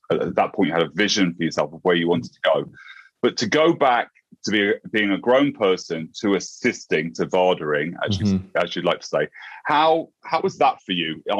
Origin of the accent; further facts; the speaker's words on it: Lincolnshire, East Midlands, United Kingdom; also born or lived in America; now in London, United Kingdom; So I'm originally from Lincolnshire.